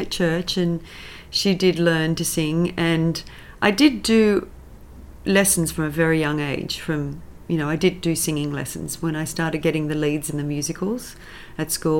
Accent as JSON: {"language": "English", "town": "Sydney", "region": "New South Wales", "country": "Australia", "tie": "born or raised there", "moved": "as an adult", "lives_now": "United States", "said": "I'm a Sydney girl. I grew up in the St George area"}